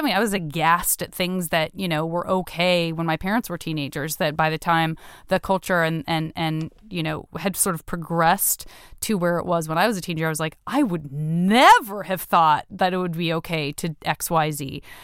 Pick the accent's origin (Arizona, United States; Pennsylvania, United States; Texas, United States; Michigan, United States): Arizona, United States; Tucson; I'm from Tucson